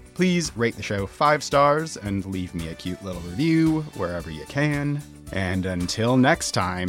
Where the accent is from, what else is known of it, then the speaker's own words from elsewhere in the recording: Minnesota, United States; I grew up in Minnesota